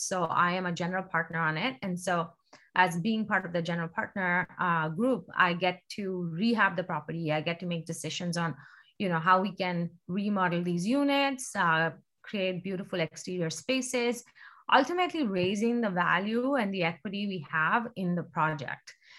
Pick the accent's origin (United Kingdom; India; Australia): India; moved away as an adult; now in Seattle, United States; I was born and raised in India.